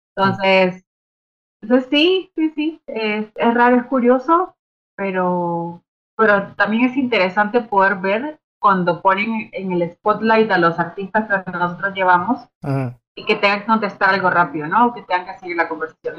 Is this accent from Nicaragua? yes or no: yes; Nicaragua; soy, soy de Nicaragua